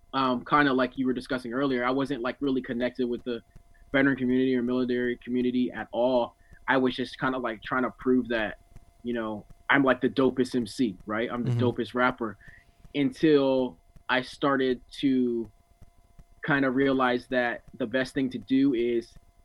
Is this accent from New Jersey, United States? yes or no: yes; Newark, New Jersey, United States; You know, I come from Newark, New Jersey, one of the worst places, things like that.